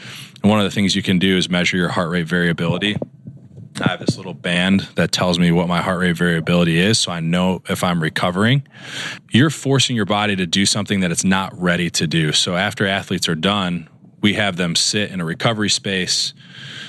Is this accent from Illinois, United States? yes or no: yes; Chicago, Illinois, United States; moved away as an adult; also born or lived in Dartmouth / Minnesota; now in Los Angeles, United States; I grew up in Chicago, and then I did my residency training at Dartmouth